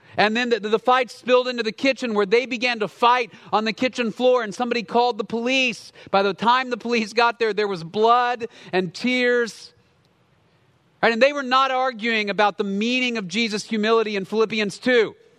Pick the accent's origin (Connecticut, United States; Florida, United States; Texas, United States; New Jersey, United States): Texas, United States; Dallas; I grew up in Dallas, in the city